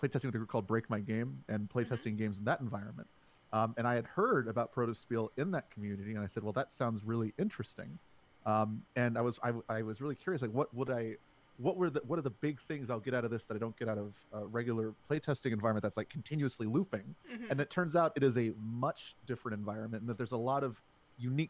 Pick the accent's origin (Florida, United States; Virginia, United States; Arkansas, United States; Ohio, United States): Virginia, United States; Alexandria; I am from Alexandria, Virginia, right outside of the D.C. area